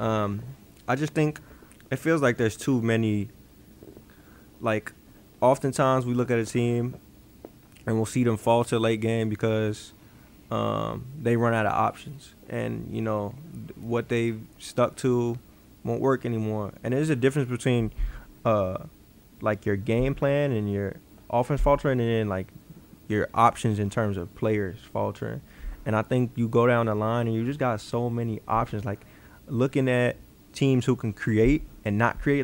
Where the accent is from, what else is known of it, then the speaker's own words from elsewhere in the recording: Chicago, Illinois, United States; I'm from Chicago